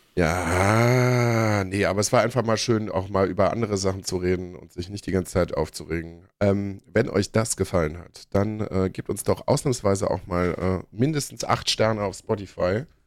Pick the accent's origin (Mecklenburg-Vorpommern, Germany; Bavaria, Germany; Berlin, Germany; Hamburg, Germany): Berlin, Germany; ich komme aus Pankow